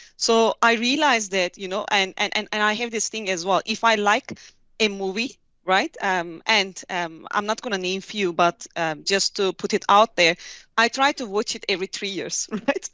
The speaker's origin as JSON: {"language": "English", "region": "Hatay", "country": "Turkey", "tie": "born or raised there", "also_born_or_lived": "Ankara / South Africa", "moved": "as an adult", "said": "I'm from a little city called Hatay, south of Turkey"}